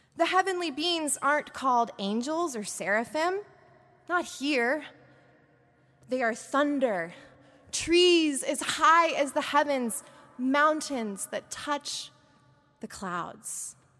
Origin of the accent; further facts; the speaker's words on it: Portland, Oregon, United States; moved away; with my family in Portland, Oregon, where I grew up